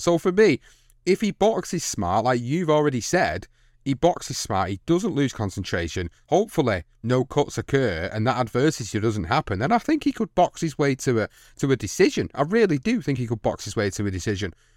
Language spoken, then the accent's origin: English; United Kingdom; a British fight fan